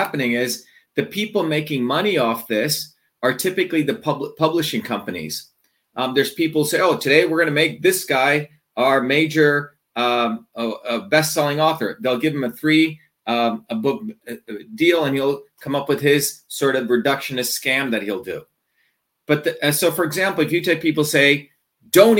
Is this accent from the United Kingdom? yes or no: no; India; moved away; growing up in India